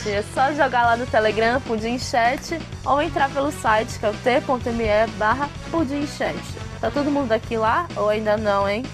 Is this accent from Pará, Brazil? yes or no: yes; Pará, Brazil; daqui do Pará